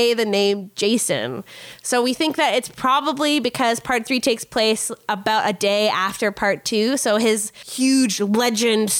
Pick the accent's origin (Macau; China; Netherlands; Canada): Canada; we're Canadian